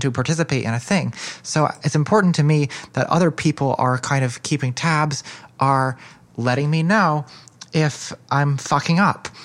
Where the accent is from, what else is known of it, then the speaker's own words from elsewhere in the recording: United States; as a American feminist